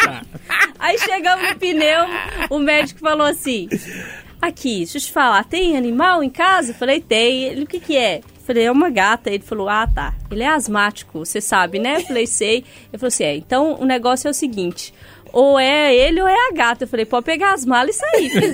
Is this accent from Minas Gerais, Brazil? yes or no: yes; Sete Lagoas, Minas Gerais, Brazil; now in Belo Horizonte, Brazil; Eu já tive muitos cachorros na minha infância, muitos em Sete Lagoas